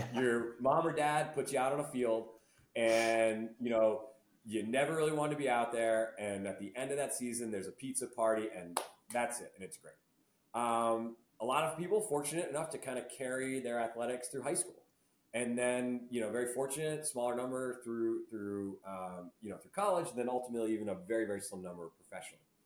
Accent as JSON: {"language": "English", "town": "Barrington", "region": "Rhode Island", "country": "United States", "tie": "born or raised there", "said": "I grew up in Rhode Island"}